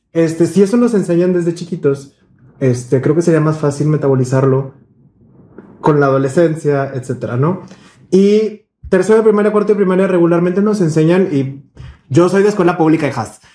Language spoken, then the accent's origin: Spanish; Monterrey, Nuevo León, Mexico; todos crecimos aquí en Monterrey